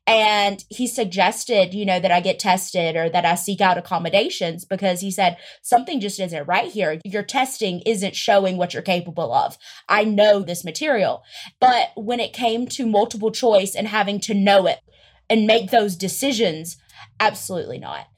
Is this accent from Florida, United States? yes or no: no; Greenwood, South Carolina, United States; moved away as an adult; now in Los Angeles, United States; I am originally from Greenwood, South Carolina. It is an extremely small town